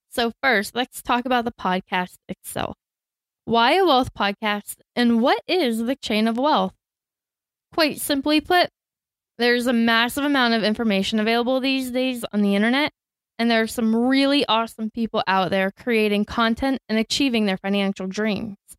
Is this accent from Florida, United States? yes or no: yes; Tampa, Florida, United States; I grew up in Tampa and went to school to become a teacher